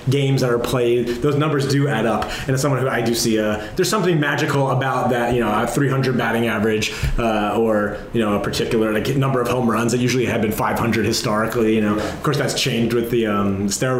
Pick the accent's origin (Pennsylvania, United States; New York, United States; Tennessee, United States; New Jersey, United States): New Jersey, United States; where I grew up in New Jersey